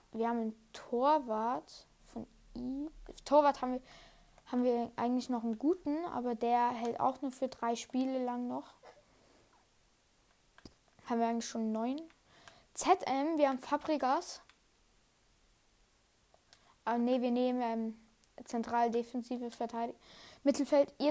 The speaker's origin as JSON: {"language": "German", "country": "Switzerland", "said": "Einfach in der Schweiz sagt man Goalie und ich bin Schweizer."}